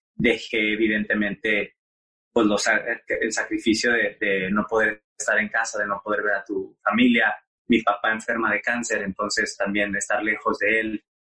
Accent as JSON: {"language": "Spanish", "town": "Monterrey", "region": "Nuevo León", "country": "Mexico", "tie": "born or raised there", "also_born_or_lived": "Mexico City", "moved": "as an adult", "lives_now": "United States", "said": "yo soy de Monterrey, eh, de Monterrey, Nuevo León. Eh, crecí en una familia muy tradicional"}